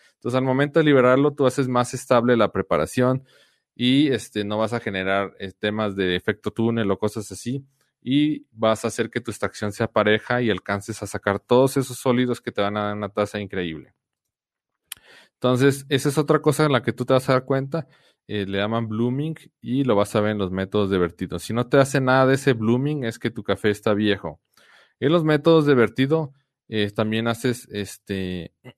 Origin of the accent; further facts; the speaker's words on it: Guadalajara, Jalisco, Mexico; now in San Luis Potosí, Mexico; Mi esposa y yo somos de Guadalajara